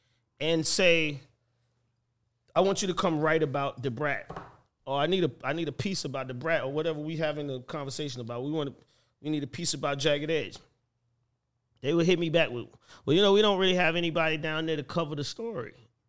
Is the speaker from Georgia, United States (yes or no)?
yes; Atlanta, Georgia, United States; I'm from here. You know what I'm saying? I'm from Atlanta.